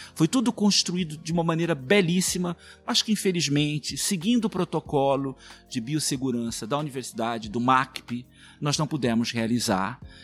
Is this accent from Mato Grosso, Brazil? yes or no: yes; Mato Grosso, Brazil